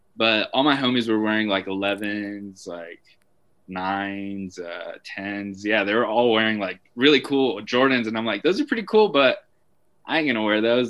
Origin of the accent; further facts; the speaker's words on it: Albuquerque, New Mexico, United States; also born or lived in Santa Ana, California; I grew up in Albuquerque